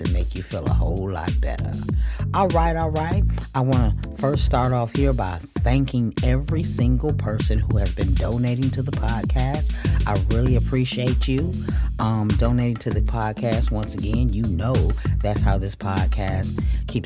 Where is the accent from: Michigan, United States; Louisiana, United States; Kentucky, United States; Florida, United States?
Michigan, United States; I'm from Michigan